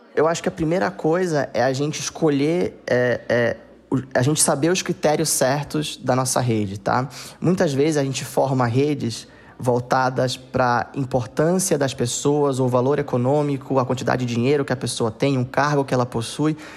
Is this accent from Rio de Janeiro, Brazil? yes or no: no; Manaus, Amazonas, Brazil; moved away; also born or lived in Southeast Brazil; Eu nasci é, e cresci em Manaus